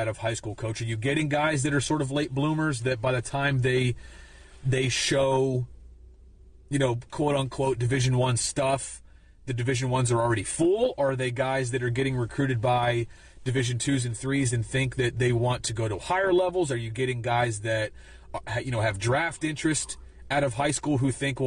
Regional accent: Pennsylvania, United States; moved away as an adult; also born or lived in Iowa; I was coming from Pennsylvania

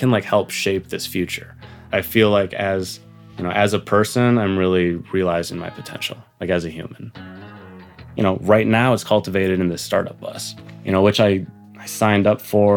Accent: Cleveland, Ohio, United States; also born or lived in New York; I grew up in Cleveland

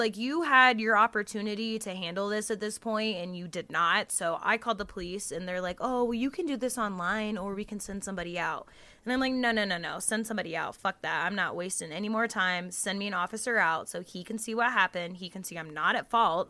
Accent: the South, United States; growing up in the South, you know, with the Southern religious grandmas

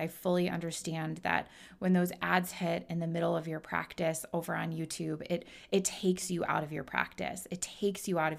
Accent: Midwest, United States; I'm born and raised in the Midwest

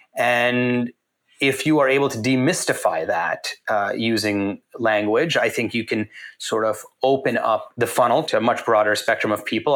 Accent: Canada; moved away; So I grew up in Canada, and in Canada, everyone grows up watching hockey and collecting hockey cards.

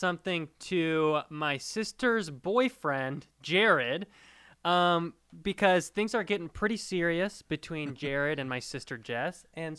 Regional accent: Bay Area, California, United States; I grew up in the Bay Area.

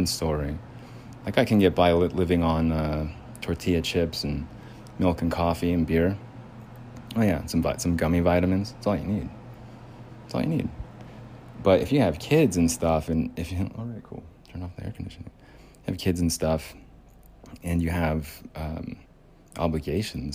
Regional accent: United States; The culture is different here in the United States as an American

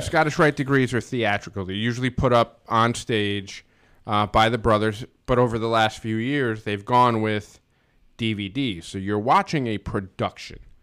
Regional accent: United States; A friend of mine, Chris Pensero, that I grew up with in Stanford

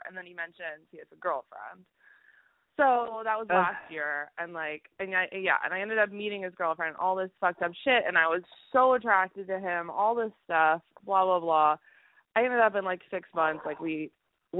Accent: Boston, Massachusetts, United States; now in Istanbul, Turkey; I'm actually calling from Istanbul, but I'm from Boston

